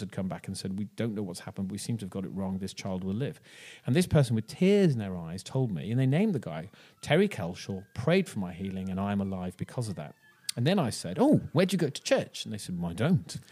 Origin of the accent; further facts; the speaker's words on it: Ireland; now in Bristol, United Kingdom; I'm from Ireland